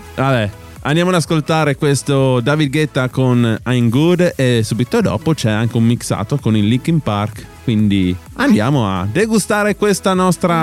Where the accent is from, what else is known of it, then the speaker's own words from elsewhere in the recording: Upper Carnia, Friuli-Venezia Giulia, Italy; noi siamo dell'Alta Carnia, Alto Friuli